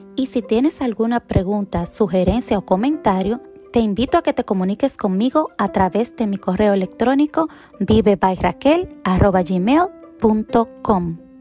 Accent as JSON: {"language": "Spanish", "country": "Dominican Republic", "moved": "yes", "lives_now": "United States", "said": "vengo de la República Dominicana, una isla tropical donde hay sol y calor la mayor parte del año."}